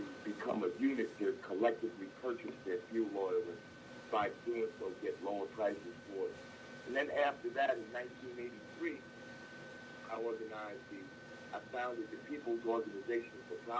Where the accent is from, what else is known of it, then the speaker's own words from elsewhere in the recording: Newark, New Jersey, United States; Yes, I am, I was raised in Newark, New Jersey, in the heart of the Central Ward, which is historic, where the historic black community of Newark, New Jersey, has always been located. I was born there at a time